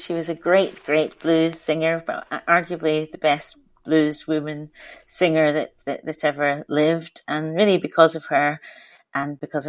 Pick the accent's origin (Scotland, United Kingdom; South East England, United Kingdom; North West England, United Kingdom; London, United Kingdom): Scotland, United Kingdom; I was really lucky because I was, adopted by two white Scottish people